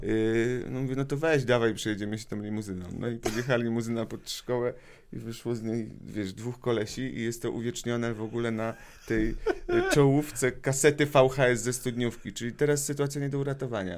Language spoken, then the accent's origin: Polish; Radom, Masovian Voivodeship, Poland; also born or lived in Wrocław; moje w ogóle dzieciństwo i młodość radomską